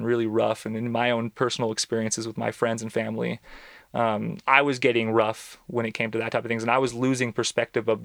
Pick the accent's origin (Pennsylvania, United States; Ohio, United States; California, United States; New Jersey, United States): California, United States; San Joaquin Valley; I grew up in the San Joaquin Valley, which is in central Southern California